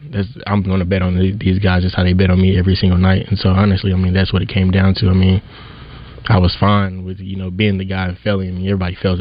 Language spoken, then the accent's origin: English; Bryant, Arkansas, United States; I'm from Bryan, Arkansas